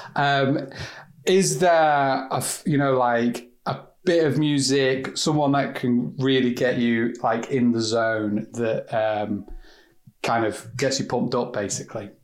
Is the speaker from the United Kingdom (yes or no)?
yes; England, United Kingdom; I'm English